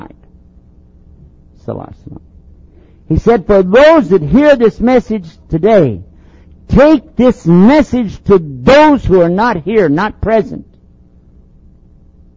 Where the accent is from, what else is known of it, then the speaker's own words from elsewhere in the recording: Texas, United States; I'm from Texas